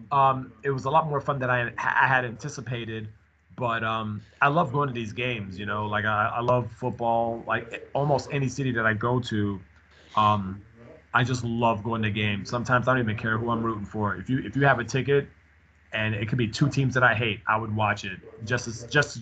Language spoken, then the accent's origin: English; New York, United States; I was from New York